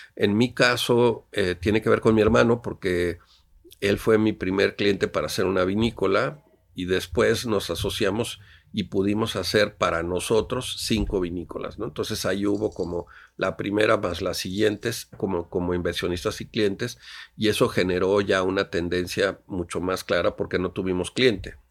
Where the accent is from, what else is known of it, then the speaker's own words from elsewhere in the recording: Mexico City, Mexico; moved away as an adult; also born or lived in Oaxaca; de niño mis papás íbamos, mi papá tenía una asociación de ayuda al otomí, me acuerdo, en la zona otomí aquí cerca del Valle de México